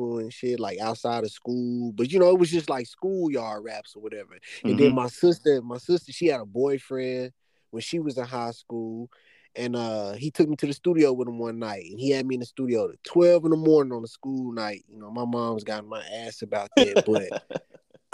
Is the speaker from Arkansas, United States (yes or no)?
yes; Little Rock, Arkansas, United States; also born or lived in Denham Springs, Louisiana; I'm originally from a town called Dim Springs, Louisiana. It's like 5 minutes outside of Baton Rouge. But I moved to Little Rock, Arkansas when I was 5 years old. So I pretty much been here ever since